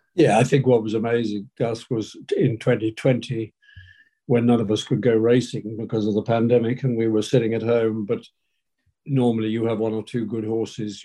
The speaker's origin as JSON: {"language": "English", "area": "Hampshire", "region": "South East England", "country": "United Kingdom", "tie": "born or raised there", "said": "where we grew up in Hampshire"}